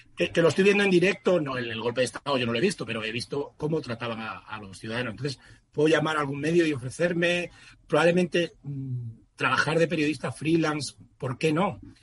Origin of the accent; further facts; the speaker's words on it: southern Extremadura, Spain; moved away; also born or lived in Madrid; mi ciudad, mi pueblo del sur de Extremadura, donde tengo la mayor parte de mi familia